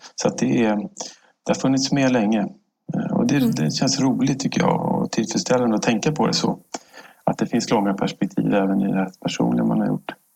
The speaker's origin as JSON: {"language": "Swedish", "town": "Stockholm", "region": "Stockholm County", "country": "Sweden", "tie": "born or raised there", "said": "jag är född här i Stockholm, eh, uppvuxen här"}